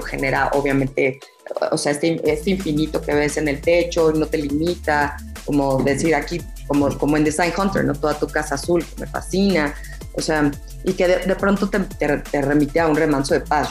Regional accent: Mexico; a nosotros como mexicanos

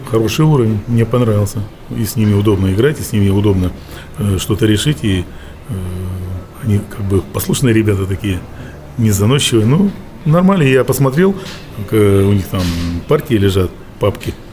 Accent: Russia; Там было 20 коллективов, э, все американцы и мы из России.

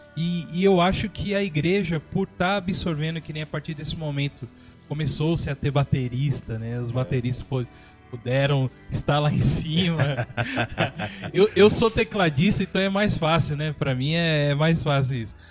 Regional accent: São Paulo, Brazil; moved away as an adult; now in São José dos Campos, Brazil; eu era de São Paulo, né? Hoje a gente está aqui em São José dos Campos. Mas minha infância foi em São Paulo, minha adolescência lá também

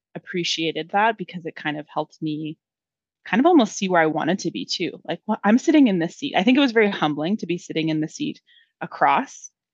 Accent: Lower Mainland, British Columbia, Canada; also born or lived in Langley / Abbotsford; I have been born and raised in the lower mainland and have never left.

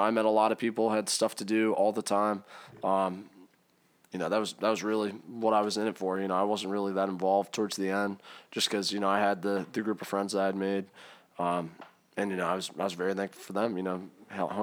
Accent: Maryland, United States; also born or lived in Hershey, Pennsylvania / South Carolina; I'm from Maryland

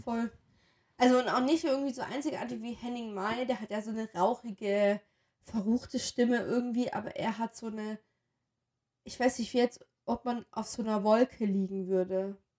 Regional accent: western Germany, Germany; als Wessi

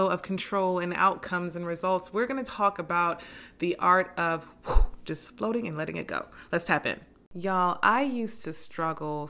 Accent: New Jersey, United States; I'm from Jersey

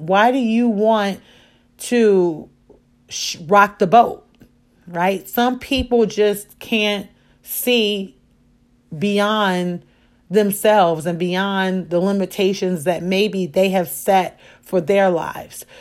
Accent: Chicago, Illinois, United States; I am a Chicagoan

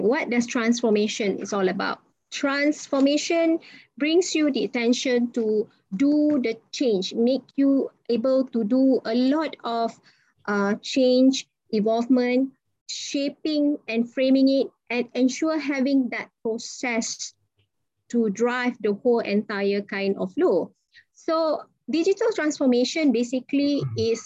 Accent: Ipoh, Perak, Malaysia; I'm from Ipoh

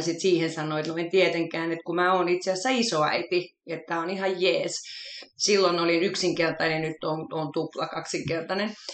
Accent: Helsinki, Uusimaa, Finland; mä oon kotoisin Helsingistä, syntyperäinen, pikkuriikkisen ylpeäkin siitä, että jalkalainen stadilainen

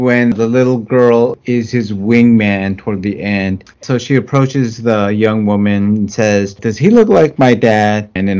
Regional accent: United States; I'm Filipino, grew up in the United States

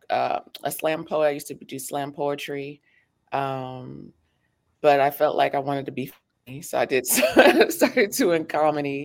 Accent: United States; I was raised here in the States. I was born in the States

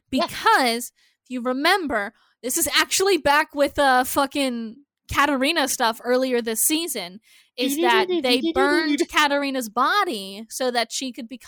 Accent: Minnesota, United States; moved away; I grew up in Minnesota.

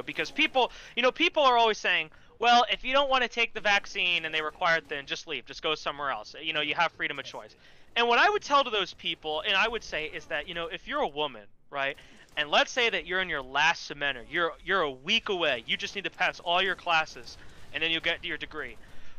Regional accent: New Jersey, United States; I'm from Jersey

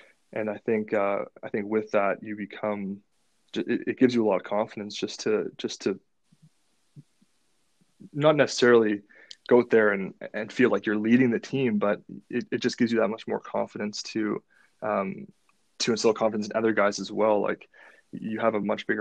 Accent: Ottawa, Ontario, Canada; I wanted to play in my hometown

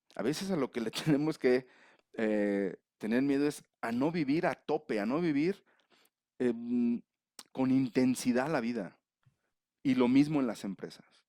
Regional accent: León, Guanajuato, Mexico; moved away as an adult; now in Mexico City, Mexico; Nací en León, pero estoy ahora en la Ciudad de México.

